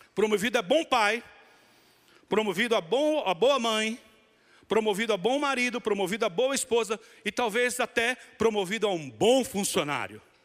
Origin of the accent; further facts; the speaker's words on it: Bahia, Brazil; como bom baiano